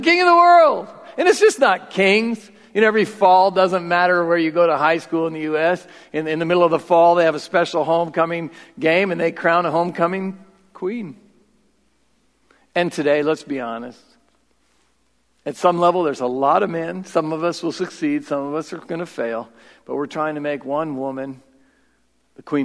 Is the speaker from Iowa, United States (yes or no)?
yes; Marion, Iowa, United States; I grew up in South Marion